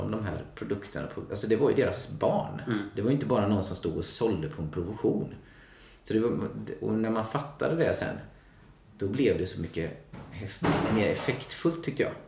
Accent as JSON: {"language": "Swedish", "town": "Mullsjö", "region": "Jönköping County", "country": "Sweden", "tie": "born or raised there", "said": "från ett litet samhälle som heter Mullsjö. Ligger utanför Jönköping. Ja. På västgötasidan måste man ju vara tydlig med att säga då."}